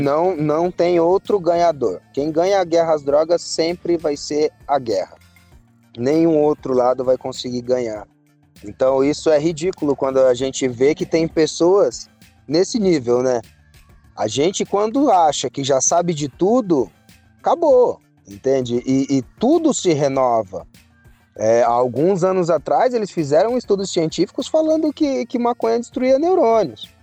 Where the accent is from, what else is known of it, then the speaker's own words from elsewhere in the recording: Mogi das Cruzes, São Paulo, Brazil; eu sou de Mogi das Cruzes